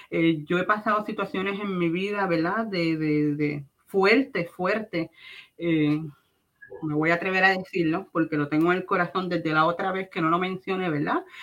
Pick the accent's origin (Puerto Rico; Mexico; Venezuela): Puerto Rico; now in United States; Y si yo vine de Puerto Rico, no fue por las excusas que si estudio, que si lo otro, no, es porque Dios me llamó y Él fue el que me movió aquí a Estados